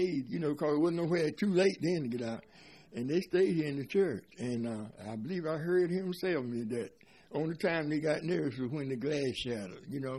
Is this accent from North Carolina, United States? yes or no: yes; Raleigh, North Carolina, United States; moved away as an adult; now in Morehead City, United States; I'm from Raleigh.